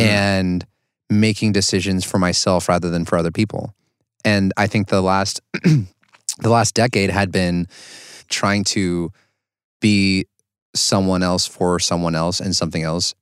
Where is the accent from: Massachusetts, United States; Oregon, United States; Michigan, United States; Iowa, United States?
Oregon, United States; I grew up in Oregon all my life